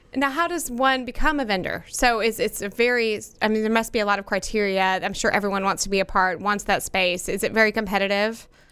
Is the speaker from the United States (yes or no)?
yes; Plano, Texas, United States; also born or lived in Frisco; As someone who's lived in this area my entire life, um, I grew up in Plano